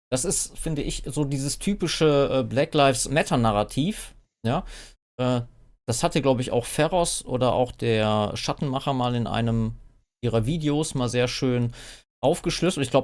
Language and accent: German; Berlin, Germany; wir sind in Kreuzberg aufgewachsen.